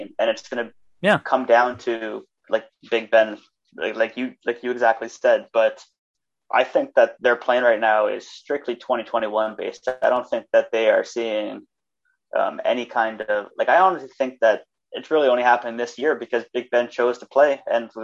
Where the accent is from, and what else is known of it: Canada